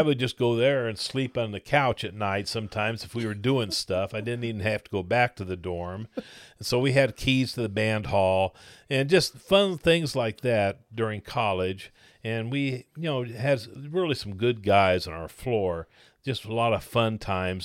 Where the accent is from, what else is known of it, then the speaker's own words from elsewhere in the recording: Blue Springs, Missouri, United States; I grew up in Blue Springs, Missouri